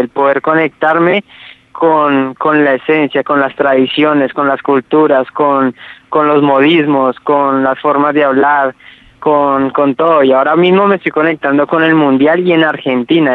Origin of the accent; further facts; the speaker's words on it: Ibagué, Tolima, Colombia; moved away as an adult; soy ibaguereño, tolimense. Esa es la ciudad de donde nací, en Colombia